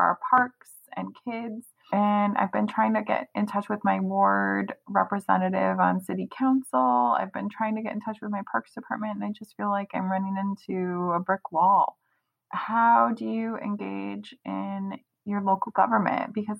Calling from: Minnesota, United States

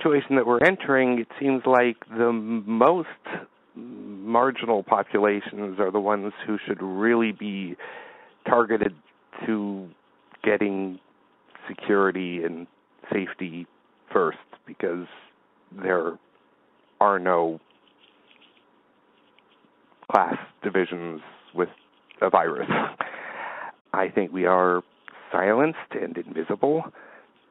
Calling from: Verdun, Quebec, Canada; I'm from calling from Verdun, Quebec.

